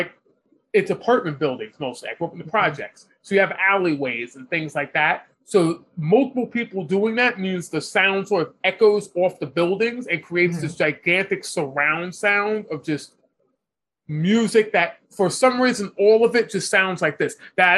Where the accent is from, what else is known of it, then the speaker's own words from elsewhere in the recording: New York City, New York, United States; we both grew up in New York City. I grew up in Manhattan, which is the center of the city.